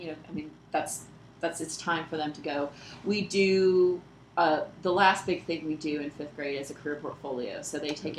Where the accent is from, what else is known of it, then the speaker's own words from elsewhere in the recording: Peachtree City, Georgia, United States; I grew up in Peachtree City